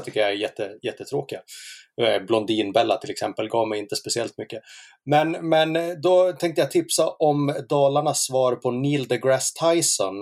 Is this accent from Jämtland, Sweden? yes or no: yes; Sveg, Jämtland, Sweden; also born or lived in Leksand / Härjedalen mountains; now in Falun, Sweden; jag är uppvuxen i Sveg